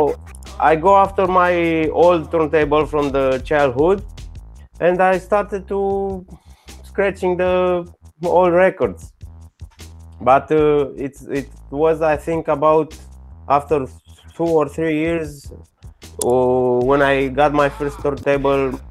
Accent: Bucharest, Romania; English is a second language; Yeah, I'm I'm from Romania, from from Bucharest. You know, it's in Europe.

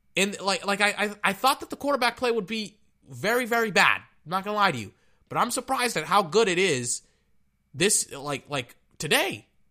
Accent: Texas, United States; I'm from Texas.

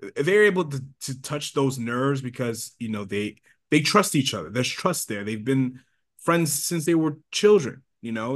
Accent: Long Island, New York, United States; we're from Long Island

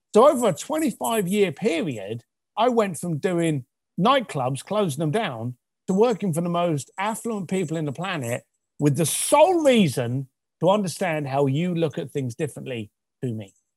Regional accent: London, United Kingdom; I was raised in East London.

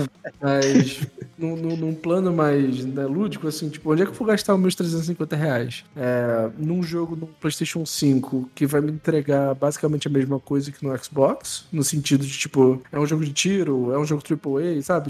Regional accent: Brazil; a gente, como brasileiro

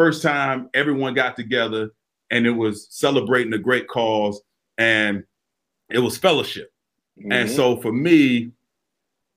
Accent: Florida, United States; growing up in Florida, every year my mom would take me and my brothers to the Florida Classic.

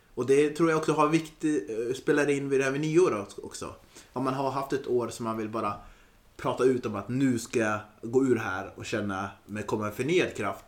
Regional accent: Östersund, Jämtland, Sweden; moved away; Jag är norrlänning

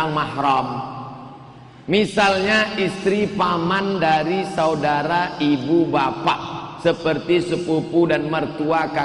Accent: Indonesia; emak saya orang Melayu maka saya jadi Melayu

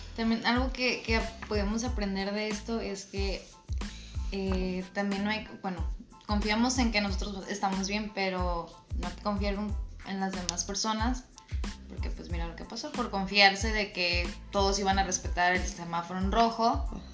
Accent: Mexico

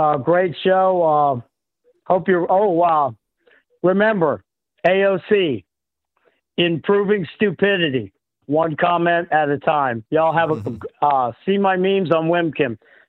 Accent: Indiana, United States; also born or lived in Hawaii; Well, I grew up in Indiana after my dad retired out of the Navy. And we went from Hawaii to Indiana.

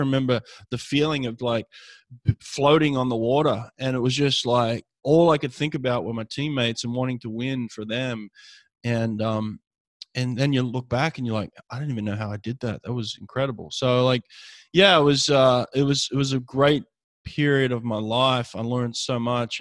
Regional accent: Sydney, New South Wales, Australia; moved away as an adult; my hometown in Sydney, Australia

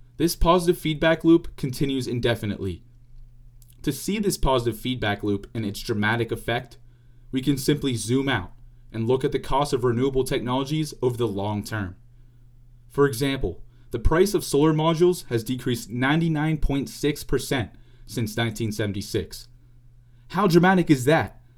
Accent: Pittsburgh, Pennsylvania, United States; also born or lived in Indiana University; In Pittsburgh, Pennsylvania, my hometown

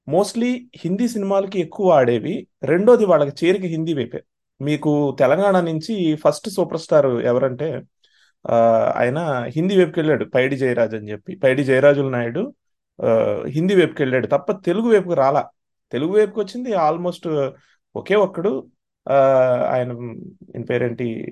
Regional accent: near Tadepalligudem and Tanuku, Andhra Pradesh, India; మా దగ్గర తాడేపల్లిగూడెంలో అప్పటికే థియేటర్స్ ఉందనుకోండి తణుకులో ఉందనుకోండి మా మా ఊరు దగ్గర

